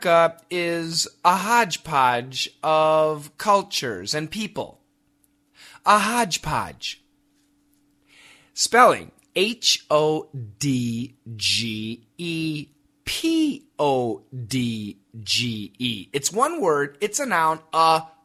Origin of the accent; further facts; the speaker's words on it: Wisconsin, United States; moved away; also born or lived in Macon, Georgia; my hometown in Wisconsin